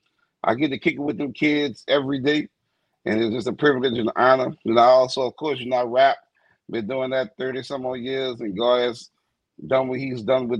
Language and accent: English; New Orleans, Louisiana, United States; born and raised in West Bank of New Orleans